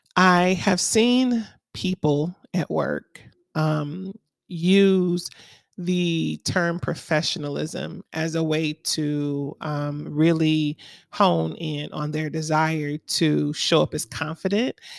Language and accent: English; Miami, Florida, United States; now in Atlanta, United States; I'm from Miami, Florida originally, so we didn't have seasons. Our only season was summer.